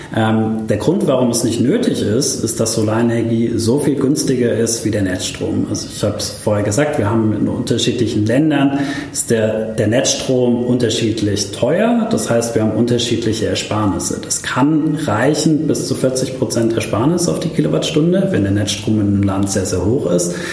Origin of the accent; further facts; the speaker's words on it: Stuttgart, Baden-Württemberg, Germany; moved away as an adult; also born or lived in Karlsruhe / Kenya; ich bin in Stuttgart geboren, bin dann nach Karlsruhe zum Studieren